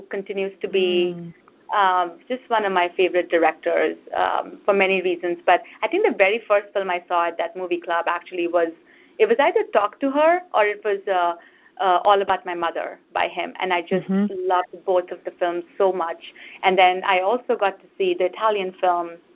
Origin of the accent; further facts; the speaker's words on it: India; moved away as an adult; now in United States; when I was growing up in India